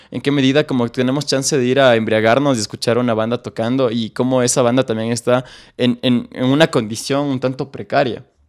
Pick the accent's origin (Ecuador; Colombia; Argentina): Ecuador; Quito, Pichincha; yo crecí en Solanda, un barrio eh, obrero, trabajador, eh, peligroso de aquí de Quito